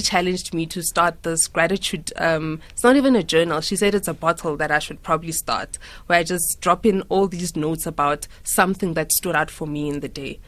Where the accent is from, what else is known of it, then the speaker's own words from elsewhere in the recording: Mahikeng, North West, South Africa; growing up in Mafeking